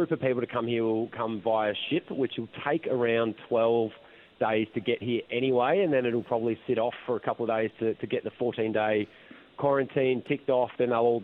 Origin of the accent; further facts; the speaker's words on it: Melbourne, Victoria, Australia; I'm from Melbourne